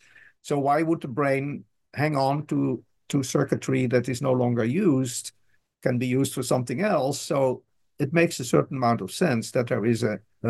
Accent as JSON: {"language": "English", "country": "Netherlands", "tie": "born or raised there", "first_language": "Dutch", "second_language": "English", "moved": "as an adult", "lives_now": "United States", "said": "I'm Dutch originally, so Dutch is my language, and I started learning English in high school in the Netherlands. And then I moved to the States, and I've been, I use English on a daily basis"}